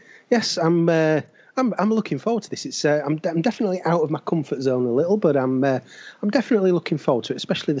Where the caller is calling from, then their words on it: Leeds, Yorkshire and the Humber, United Kingdom; I'm in Leeds in West Yorkshire, and it has been utterly miserable all day.